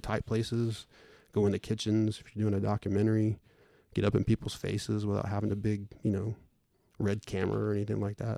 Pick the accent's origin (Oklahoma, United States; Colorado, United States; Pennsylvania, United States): Oklahoma, United States; Bartlesville; also born or lived in Claremore, Oklahoma; I was born in Claremore and basically grew up, lived in Bartlesville my whole life